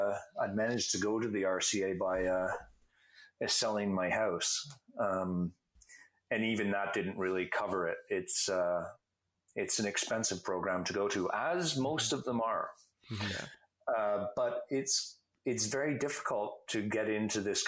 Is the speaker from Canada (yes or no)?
yes; Canada; I'm a Canadian